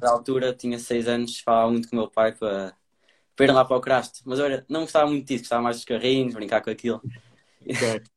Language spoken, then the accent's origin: Portuguese; Portugal; minha terra, cá em Castro